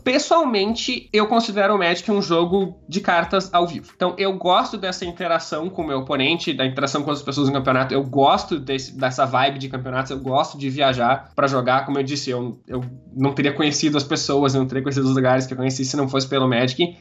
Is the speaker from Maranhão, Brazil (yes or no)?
no; Porto Alegre, Rio Grande do Sul, Brazil; Eu nasci em Porto Alegre, Rio Grande do Sul, é onde eu morei minha vida toda e de onde eu tô falando agora.